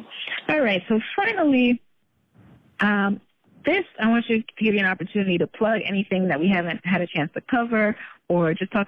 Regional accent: Jamaica; Because you're Nigerian, I'm Jamaican. We come from backgrounds where normal, traditional jobs is what's expected.

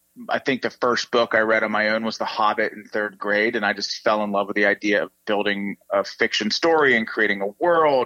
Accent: Pittsburgh, Pennsylvania, United States; I'm also from Pittsburgh, Pennsylvania, which is the Steel City

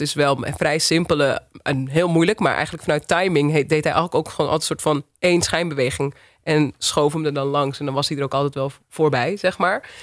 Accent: Wilnis, Utrecht, Netherlands; also born or lived in Uithoorn; ik kom uit Uithoren, Wilnis, Argon

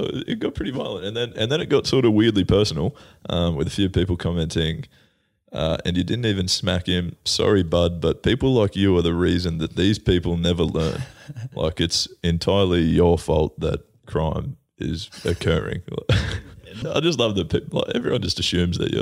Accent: Australia; we're Australian

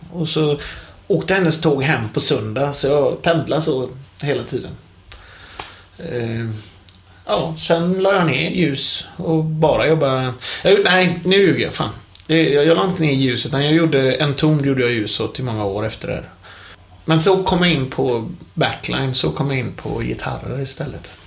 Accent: Gothenburg, Västra Götaland, Sweden; jag är en ung pojk på 43 år från Hisingen i Göteborg

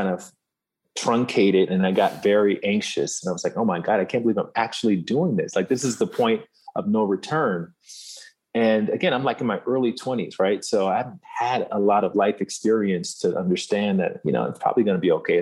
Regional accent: Alabama, United States; moved away as an adult; I'm this kid from Alabama

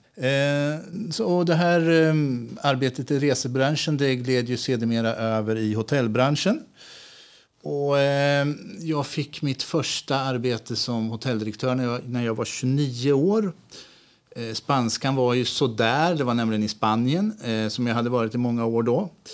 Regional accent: Askersund, Örebro County, Sweden; moved away as an adult; also born or lived in Spain; now in Örebro, Sweden; Jag är uppväxt i Askersund och bodde där hela min uppväxt

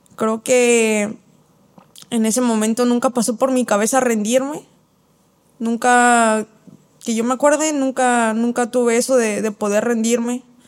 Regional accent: Mexico City, Mexico; now in Guadalajara, Mexico; soy de la Ciudad de México

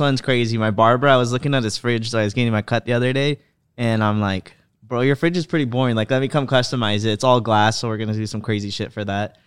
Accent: California, United States; I grew up in the Prop two fifteen market, so weed was pretty much legal here

